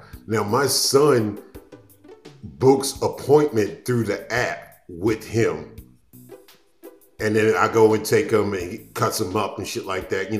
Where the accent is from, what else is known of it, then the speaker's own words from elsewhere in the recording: New York City, New York, United States; moved away as an adult; also born or lived in Owings Mills; now in McKinney, United States; I'm from Queens.